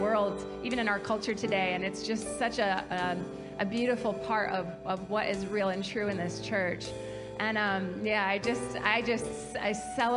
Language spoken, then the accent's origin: English; Kalamazoo, Michigan, United States; moved away as an adult; now in South Carolina, United States; I grew up in Kalamazoo and was a part of this church from age 10 to age 37, and it's just home for us